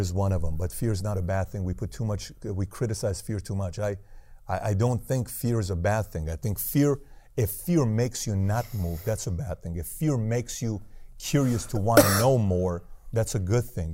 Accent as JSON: {"language": "English", "country": "Iran", "moved": "yes", "said": "I'm from Iran"}